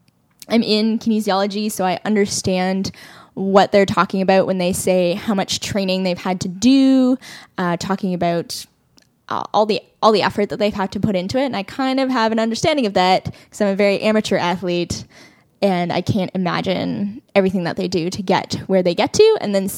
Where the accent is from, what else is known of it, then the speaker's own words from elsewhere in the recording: Canada; And we're Canadian. It's like ingrained in our body.